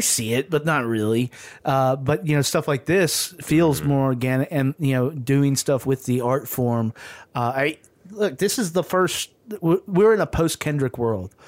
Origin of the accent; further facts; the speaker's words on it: the South, United States; I grew up in the South, and so and, and in a largely segregated city